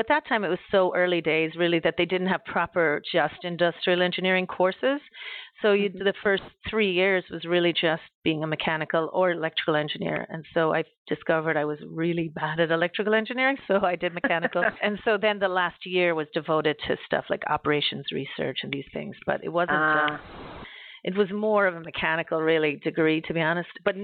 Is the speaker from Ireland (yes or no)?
yes; Ireland; moved away; I'm from Ireland originally, and my dad was a production supervisor at an American company in Ireland